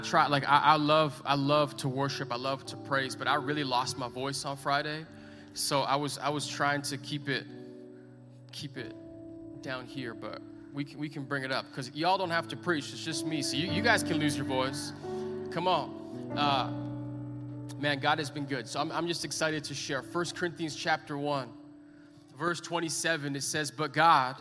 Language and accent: English; Edmonton, Alberta, Canada; I'm born and bred in Edmonton